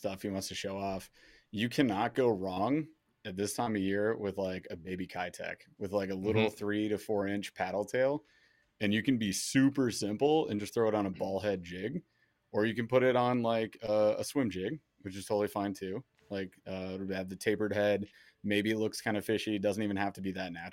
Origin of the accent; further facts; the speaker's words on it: Michigan, United States; We're from Michigan